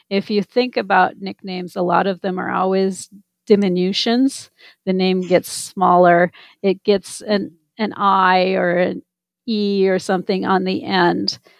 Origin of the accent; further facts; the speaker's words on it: Minnesota, United States; I grew up in Minnesota